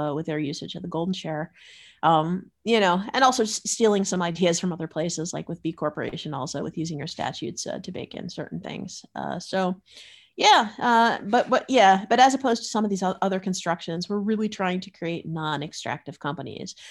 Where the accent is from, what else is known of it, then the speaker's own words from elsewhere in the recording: Florida, United States; moved away as an adult; now in Netherlands; I grew up in Florida